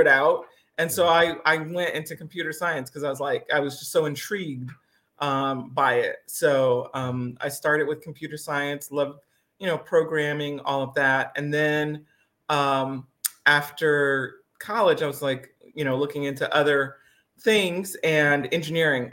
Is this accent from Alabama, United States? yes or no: yes; Alabama, United States; also born or lived in Detroit, Michigan / Bahamas; we moved to Alabama, which was a culture shock in and of itself